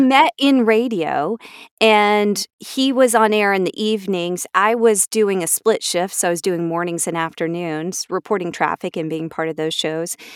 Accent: Atlanta, Georgia, United States; I was born here in Atlanta

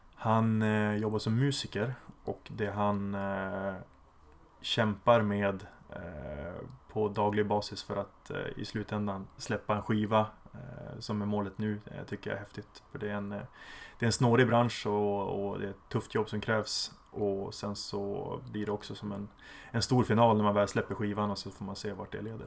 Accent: Umeå, Västerbotten County, Sweden; now in Berlin, Germany; född och uppvuxen i Umeå

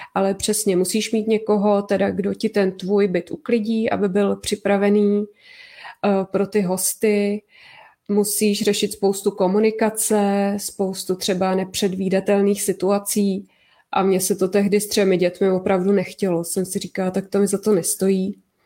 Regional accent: Prague, Czechia; my jsme taky z Prahy

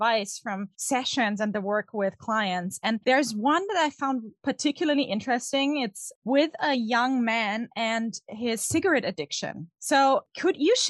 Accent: Vienna, Austria; I'm also from Vienna, which is, you know, pastry heaven

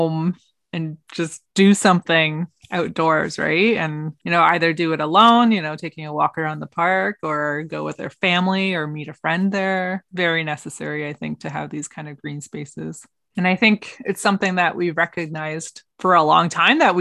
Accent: Hamilton, Ontario, Canada; now in Brantford, Canada; There was an outdoor rink in a park when I was growing up in Hamilton.

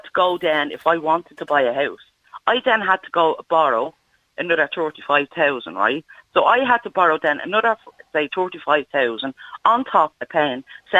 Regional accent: Dublin, Leinster, Ireland; moved away as an adult; now in Cavan, Ireland; I love Ballymun. I was born and reared in Ballymun.

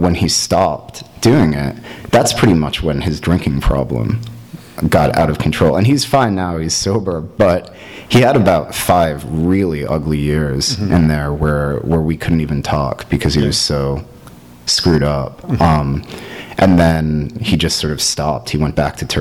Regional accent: East Coast, United States; moved away as an adult; now in Los Angeles, United States; I was raised in on the East Coast as someone who is white

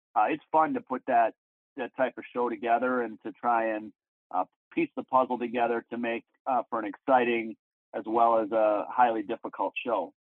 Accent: Madison, Wisconsin, United States; I've been on the Mad City ski team ever since, since I was about 13 years old

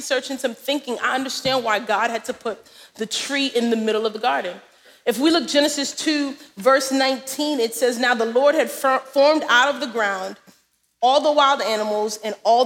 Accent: New York City, New York, United States; We are unashamedly from Brooklyn

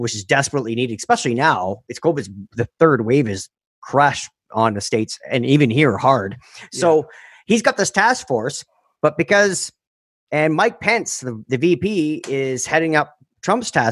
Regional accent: Canada; I'm fucking Canadian

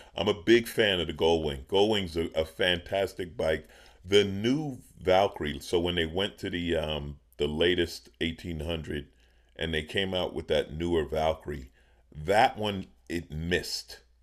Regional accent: New York City, New York, United States; now in California, United States; I grew up in New York, in Queens, in New York City

